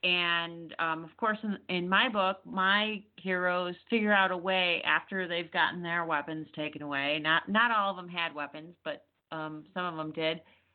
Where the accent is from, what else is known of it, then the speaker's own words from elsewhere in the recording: Texas, United States; I'm from Texas, so he, he makes the news a lot.